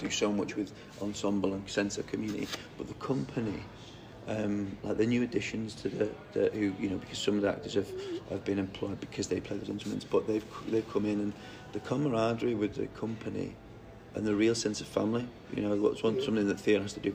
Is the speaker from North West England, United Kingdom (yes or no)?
yes; Newton-le-Willows, North West England, United Kingdom; I come from Newtony Willows, which is where Gold Parkside Colliery, one of the most profitable and biggest collieries in the UK